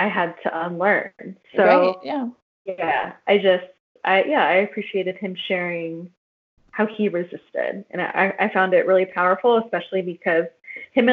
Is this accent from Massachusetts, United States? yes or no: no; Northern California, United States; moved away as an adult; now in Tucson, United States; I'm from Northern California. I moved to the Southwest.